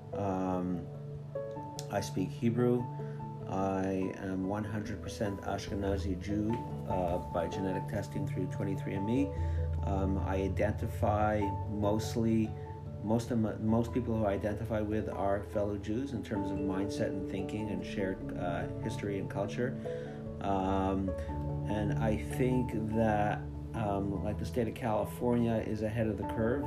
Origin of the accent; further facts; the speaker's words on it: Montreal, Quebec, Canada; I grew up in Montreal in a modern Orthodox environment.